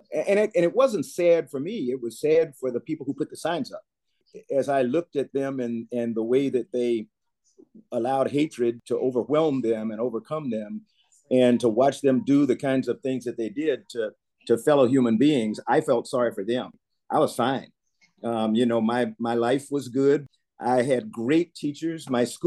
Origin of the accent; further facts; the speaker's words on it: South Carolina, United States; growing up in South Carolina